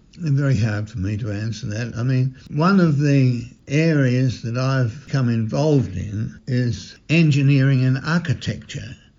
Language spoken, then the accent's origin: English; Melbourne, Victoria, Australia; when I grew up in St James Garden Vale, we'd have over 2,000 people at Mass every Sunday